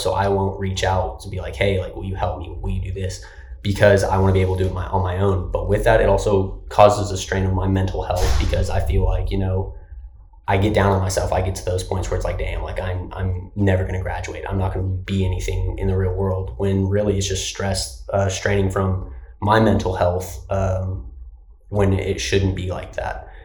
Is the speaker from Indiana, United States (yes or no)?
no; Lubbock, Texas, United States; moved away as an adult; I'm from Lubbock, so it's still not a Houston or Dallas location. But coming from a town like Lubbock